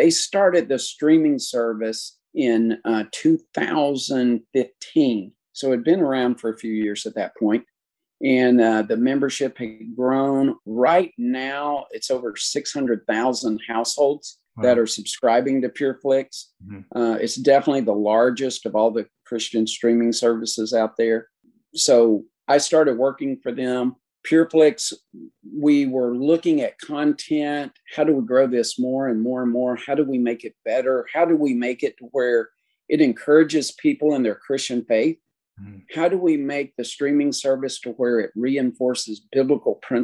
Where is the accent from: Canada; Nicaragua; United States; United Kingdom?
United States; East Tennessee; I was born and raised up in East Tennessee